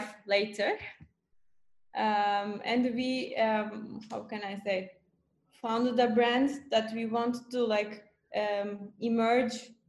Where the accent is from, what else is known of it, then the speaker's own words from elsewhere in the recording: Bursa, Turkey; I grew up in Bursa in Turkey, not in Istanbul